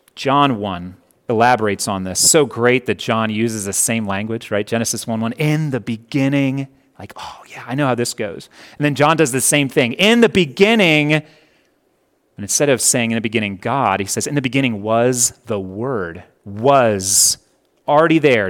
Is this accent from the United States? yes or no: yes; Connecticut, United States; now in Hurricane, United States; I was born in Connecticut.